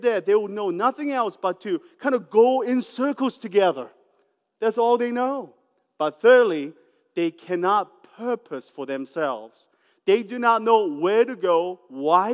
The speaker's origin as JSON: {"language": "English", "country": "New Zealand", "tie": "born or raised there", "said": "I grew up in New Zealand near the farm"}